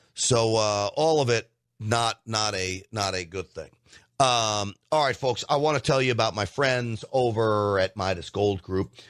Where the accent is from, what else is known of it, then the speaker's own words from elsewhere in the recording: United States; I'm an American first